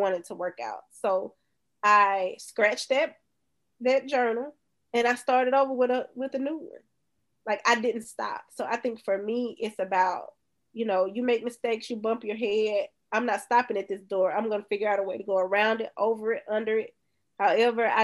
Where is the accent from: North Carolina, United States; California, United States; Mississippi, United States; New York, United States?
Mississippi, United States; Bay Springs; from Bay Springs